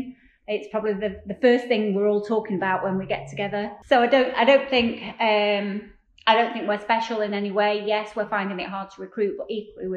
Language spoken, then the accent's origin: English; Lancashire, North West England, United Kingdom; also born or lived in Yorkshire; I was born in Yorkshire, can I say that? And then quite simply moved over with my family and my parents to Lancashire. And that's where I've then stayed, gone to school, grown up, made my friends.